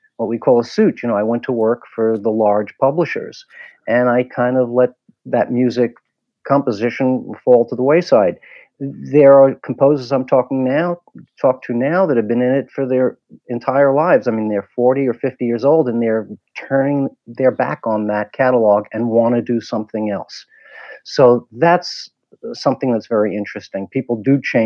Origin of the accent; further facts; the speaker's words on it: New York, United States; also born or lived in Washington, D.C.; I grew up in New York.